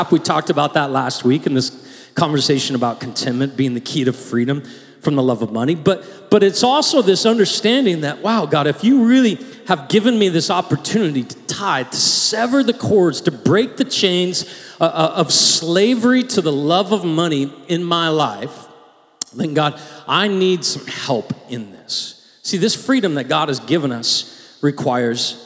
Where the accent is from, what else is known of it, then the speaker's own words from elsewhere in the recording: United States; we are very American